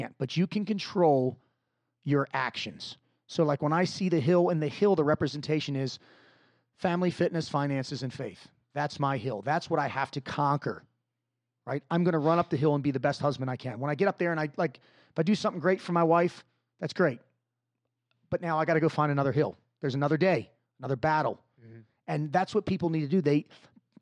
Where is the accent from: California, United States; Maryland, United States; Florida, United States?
Maryland, United States; Dundalk; I'm originally from Dundalk, Maryland, which is not the greatest part of town in Maryland